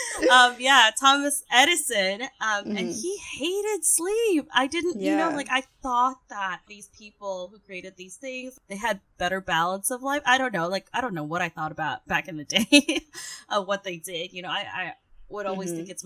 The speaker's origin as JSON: {"language": "English", "region": "Seoul", "country": "South Korea", "tie": "born or raised there", "moved": "yes", "lives_now": "Philippines", "said": "I grew up in Seoul"}